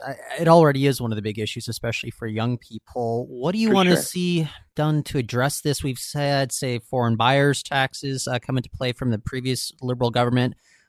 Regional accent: Surrey, British Columbia, Canada; We're both from Surrey

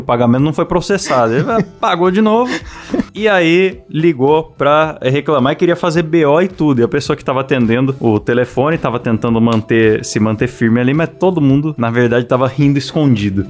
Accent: São Paulo, Brazil; moved away; eu sou paulistano.

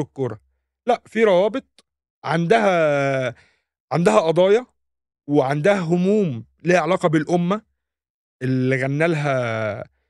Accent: Egypt; احنا كمصريين

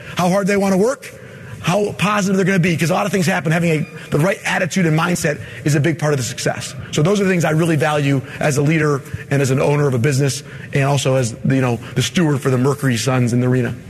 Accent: Michigan, United States; I mean, I'm from Michigan.

